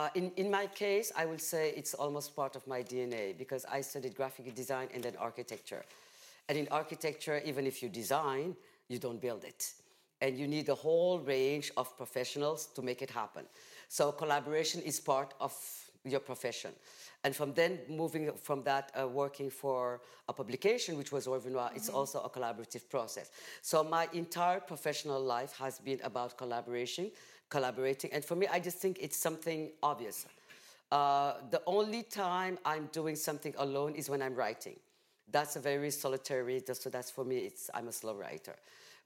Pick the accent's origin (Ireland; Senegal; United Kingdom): Senegal; Saint-Louis; English is a second language; also born or lived in Dakar; we were only speaking English in my hometown